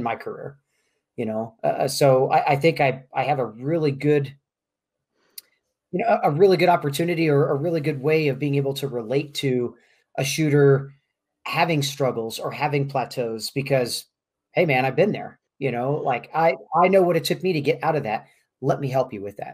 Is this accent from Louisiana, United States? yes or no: no; Kansas City, Missouri, United States; moved away as an adult; now in Albuquerque, United States; born and raised in Kansas City, Missouri, and lived here, lived in Kansas City all the way up till about a year and a half ago now